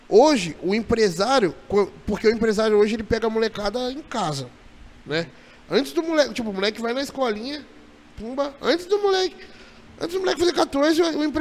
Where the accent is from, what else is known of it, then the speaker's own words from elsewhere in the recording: Juiz de Fora, Minas Gerais, Brazil; now in Jundiaí, Brazil; eu sou de Juiz de Fora.